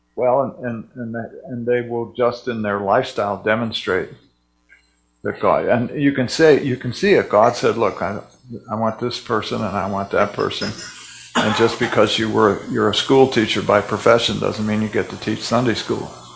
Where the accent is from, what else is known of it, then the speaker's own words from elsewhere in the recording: United States; I'm an American.